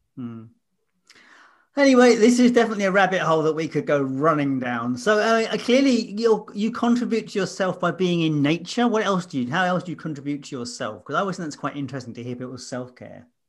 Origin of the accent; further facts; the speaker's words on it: London, United Kingdom; moved away; as a Londoner, I know exactly, 'cause when I lived there